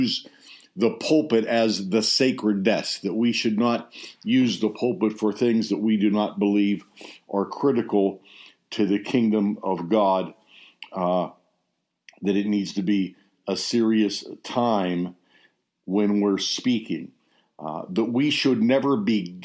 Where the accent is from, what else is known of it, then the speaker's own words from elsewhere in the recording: United States; I believe I'm an American.